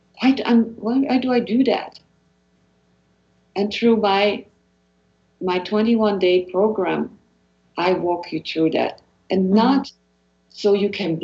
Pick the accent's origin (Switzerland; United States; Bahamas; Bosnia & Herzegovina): Switzerland; moved away; growing up in Switzerland